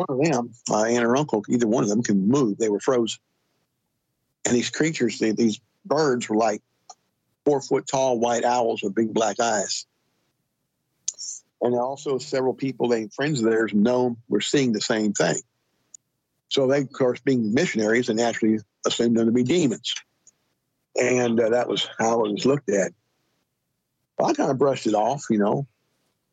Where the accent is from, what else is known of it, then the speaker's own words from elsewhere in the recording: Los Angeles, California, United States; I grew up outside of Canoga Park, California, back in the 50s and the 60s.